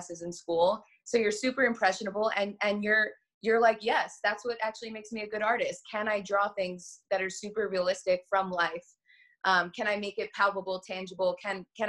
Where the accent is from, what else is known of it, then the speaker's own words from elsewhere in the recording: New York City, New York, United States; moved away as an adult; now in Los Angeles, United States; I'm originally from Staten Island, New York.